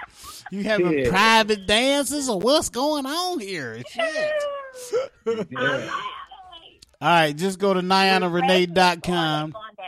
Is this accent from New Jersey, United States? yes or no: yes; New Jersey, United States; now in Charlotte, United States; I was born in Jersey